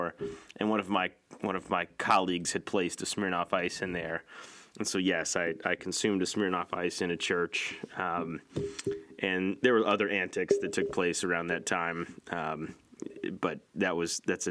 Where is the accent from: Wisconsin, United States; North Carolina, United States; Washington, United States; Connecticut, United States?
Connecticut, United States; I'm from Connecticut